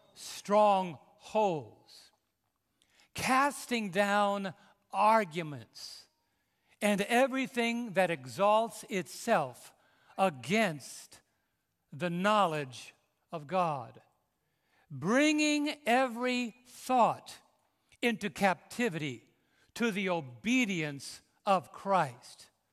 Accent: New York City, New York, United States; moved away; I was raised in New York City

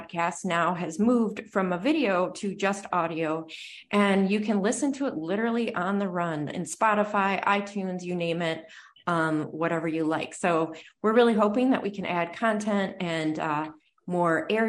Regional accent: Wisconsin, United States; I'm from Wisconsin

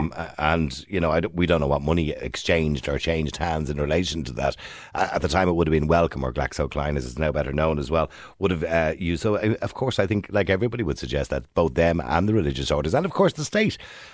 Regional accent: Leinster, Ireland; born there; I was born in St. Patrick's Home on the Navan Road.

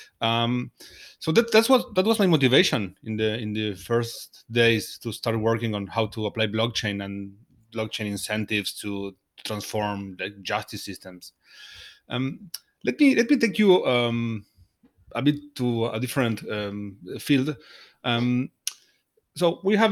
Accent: Argentina; I am from Argentina

